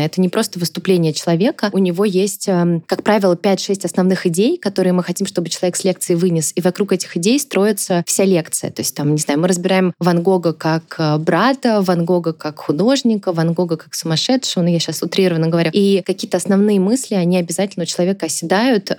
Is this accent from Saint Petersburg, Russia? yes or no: no; Tambov, Tambov Oblast, Russia; moved away; я из Тамбова сама